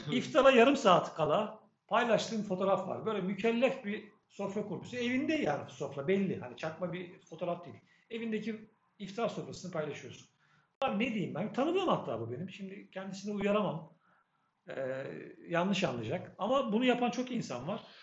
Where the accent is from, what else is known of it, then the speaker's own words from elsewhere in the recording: Adapazarı, Sakarya, Turkey; ben kaç yıllık Adapazarılıyım